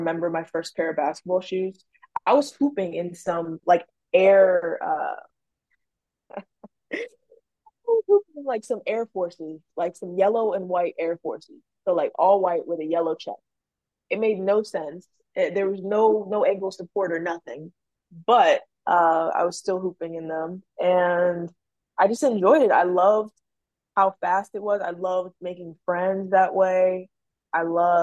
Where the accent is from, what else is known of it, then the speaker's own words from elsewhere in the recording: Maryland, United States; I'm from Maryland